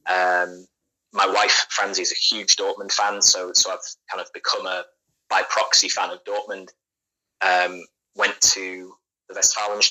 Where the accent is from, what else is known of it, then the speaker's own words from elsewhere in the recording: Leeds, Yorkshire and the Humber, United Kingdom; eventually came to live in Leeds